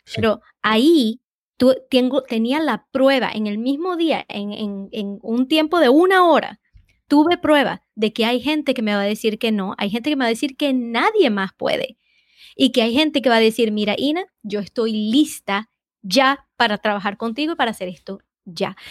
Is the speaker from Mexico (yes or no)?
no; Venezuela; now in Boston, United States; soy de Venezuela